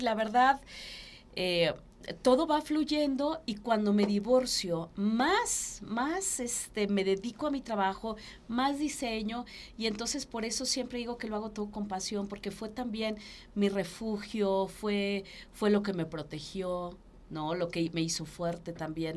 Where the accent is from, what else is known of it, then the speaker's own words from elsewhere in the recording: Taxco, Guerrero, Mexico; porque también es mi pueblo